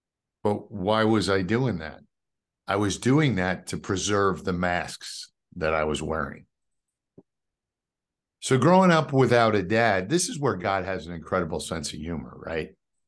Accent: New York City, New York, United States; even though I live in the South now, a New York City kid, right? I grew up in Queens, in New York City.

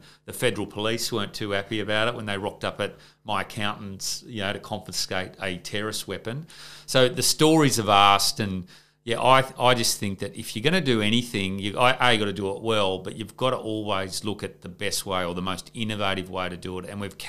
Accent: Gunnedah, New South Wales, Australia; Like Ron and I grew up together in Gunnedah in country New South Wales.

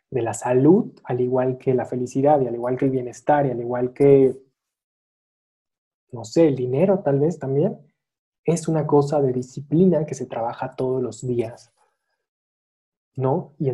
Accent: Mexico City, Mexico; born there; desgraciadamente nací yo en la Ciudad de México y estoy como, como con un pie acá, un pie allá

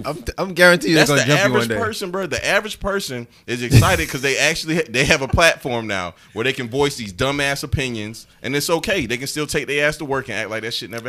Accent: Evans, Georgia, United States; I am from Evans, Georgia, dog.

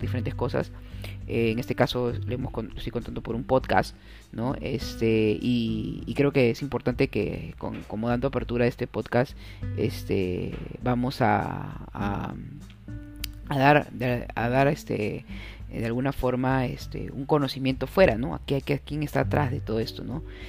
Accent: Peru; soy un peruano más, un peruano más orgulloso de mi país

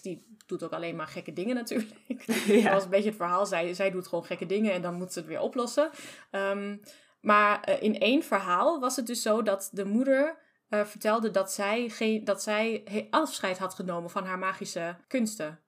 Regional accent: Germany; ik ken het als Duitser

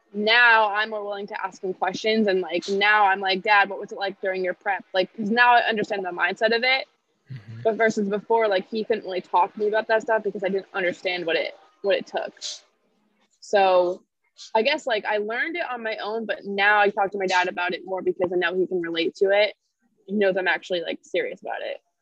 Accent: Connecticut, United States; also born or lived in Tennessee; I am from Connecticut. I've lived here almost my whole life

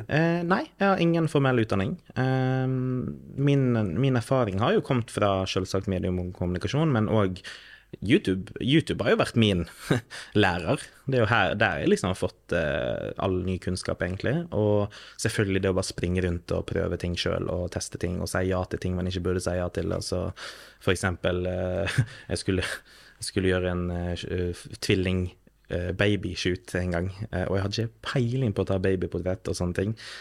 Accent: Førde, Vestland, Norway; also born or lived in Drammen / Oslo; Jeg er født og oppvokst i Førde by i Sunnfjord i Vestland fylkeskommune

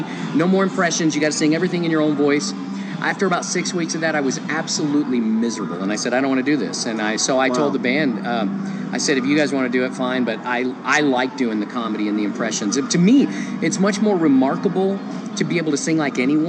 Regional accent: Dallas, Texas, United States; moved away as an adult; also born or lived in Lynchburg, Virginia; now in Las Vegas, United States; I lived in Texas my whole life. I grew up in Dallas, Texas.

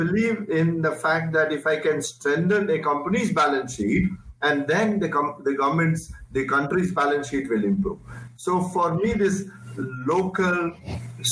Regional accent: Bhubaneswar, Odisha, India; For me, everything is Bhubaneswar. I was born in Cattle Hospital, Unit 1. I went to Central School, KV1. Then I went to BJB College, then Utkal University

